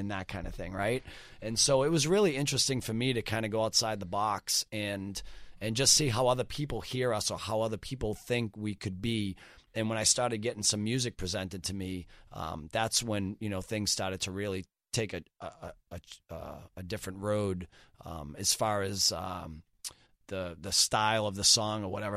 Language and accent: English; Boston, Massachusetts, United States; born and raised in Boston my entire life.